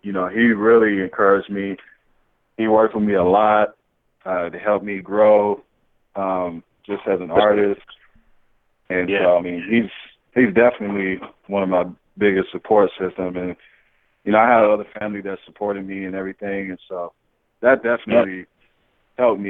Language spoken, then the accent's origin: English; Phoenix, Arizona, United States; moved away; I'm from Phoenix, Arizona originally